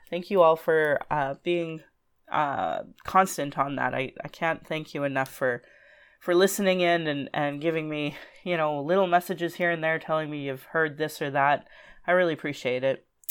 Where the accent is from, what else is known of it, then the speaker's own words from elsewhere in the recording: Calgary, Alberta, Canada; I was born in Calgary